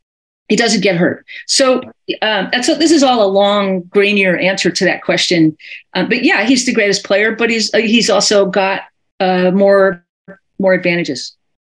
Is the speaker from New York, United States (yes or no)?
yes; New York, United States; I'm a New Yorker who was in the city on 9/11.